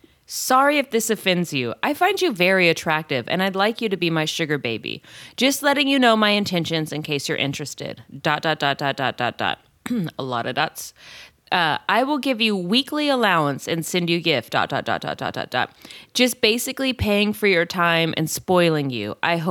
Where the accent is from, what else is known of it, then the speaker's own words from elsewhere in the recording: San Jose, California, United States; I'm from San Jose.